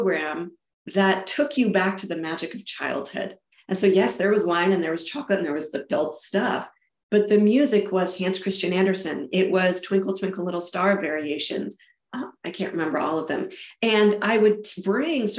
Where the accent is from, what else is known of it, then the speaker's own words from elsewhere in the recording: Germany; moved away; also born or lived in England / Spain / United States / South America; So I was born and raised in Germany. I lived in England. I lived in Spain. I've lived all across the United States and South America.